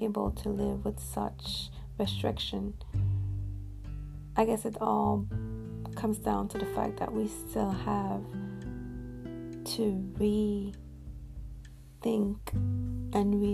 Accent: Montreal, Quebec, Canada; here in Montreal, my hometown, that's where I live

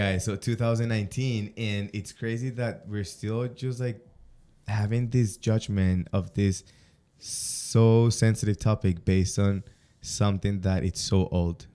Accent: Colombia; moved away; I come from South America, Colombian more specifically, super macho mentality in the family

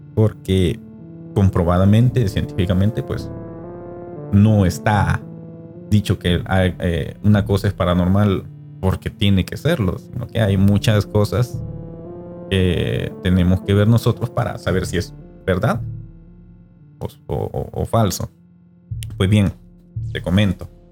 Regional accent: El Salvador; como salvadoreño

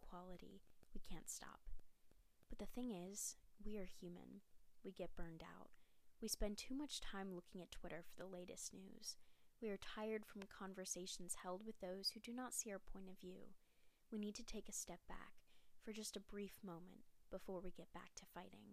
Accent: Charlotte, North Carolina, United States; I'm from Charlotte, North Carolina

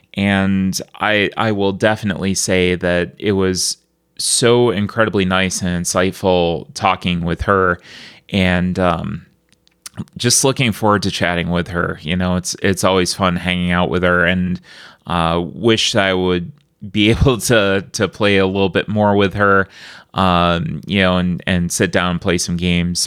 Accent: Buffalo, New York, United States; I'm from Buffalo

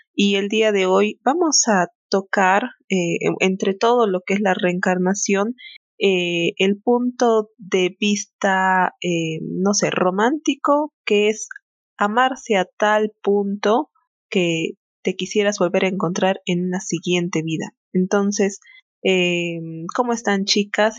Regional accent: Peru; nosotros somos de Perú

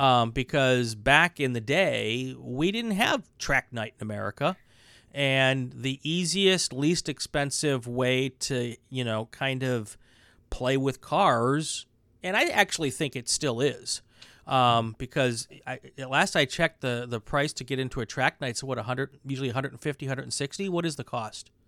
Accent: Wisconsin, United States; now in California, United States; I'm from Wisconsin

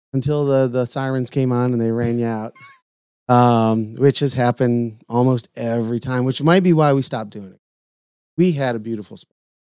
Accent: Lorain, Ohio, United States; moved away; also born or lived in Red Lion, Pennsylvania; a bar that I grew up in in Lorraine, Ohio. Um, maybe a mile and a half from my house

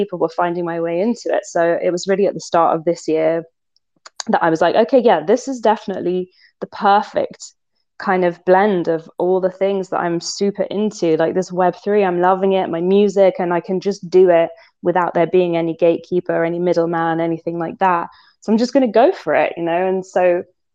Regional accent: London, United Kingdom; I'm from London. I was like born and bred in London. I am a city girl.

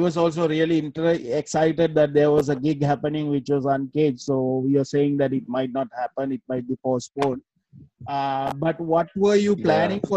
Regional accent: Negombo, Western Province, Sri Lanka; moved away; I'm actually from Nigambo. I'm from that place where the church bomb actually happened. That's my town. That's my village actually.

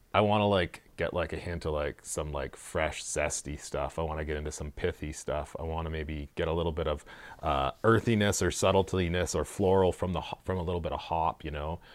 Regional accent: Saskatchewan, Canada; I'm from Saskatchewan

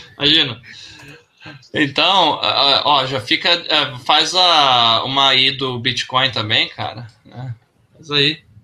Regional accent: Brazil; eu nasci no Brasil

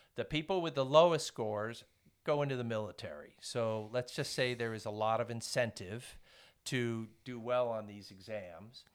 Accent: Woodstock, New York, United States; moved away as an adult; also born or lived in Poland; now in Blacksburg, United States; I grew up in Woodstock, New York

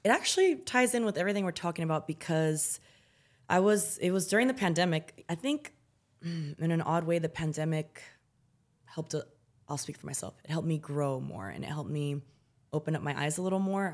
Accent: United States; also born or lived in San Francisco, California; I grew up in the United States of America, in a city, and that was really wealthy in the town we lived

